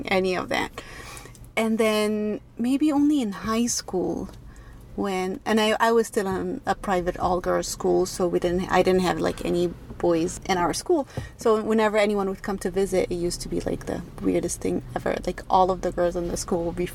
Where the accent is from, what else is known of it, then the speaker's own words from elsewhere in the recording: Egypt; moved away as an adult; now in United States; I was born and raised in Egypt and have been living in the United States for the past 7 or 8 years now.